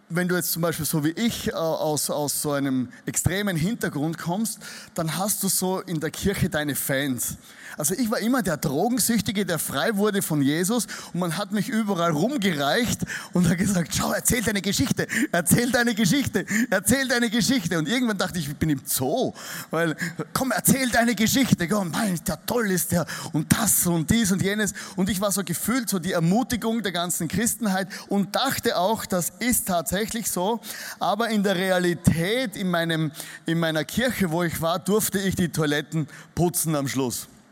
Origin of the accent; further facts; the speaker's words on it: Styria, Austria; accent: Austrian dialect; also born or lived in Vienna; ich komme nicht aus Wien, ich komme aus der Steiermark. Das ist so das Bayern von Österreich. Also wenn ihr mich nicht versteht, dann liegt es daran nicht, dass du nicht gut hörst, sondern ich spreche einen österreichischen Dialekt